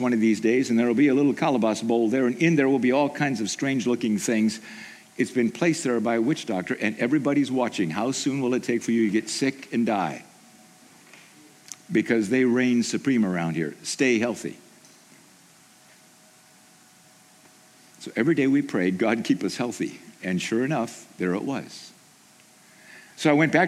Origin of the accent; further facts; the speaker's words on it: Haiti; moved away; I grew up in Haiti